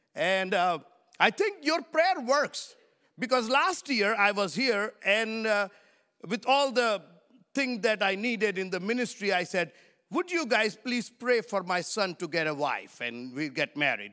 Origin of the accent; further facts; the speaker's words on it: India; I come from India